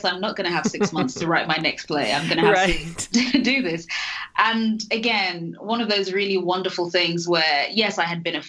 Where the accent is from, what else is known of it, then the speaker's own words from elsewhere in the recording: London, United Kingdom; moved away as an adult; also born or lived in Nigeria; now in United States; I'm from London, so I'm British